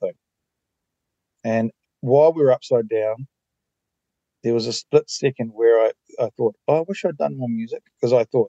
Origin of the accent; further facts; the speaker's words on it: Queenstown, Otago, New Zealand; moved away as an adult; also born or lived in Auckland / Australia / Vietnam; I live in Queenstown, grew up in Queenstown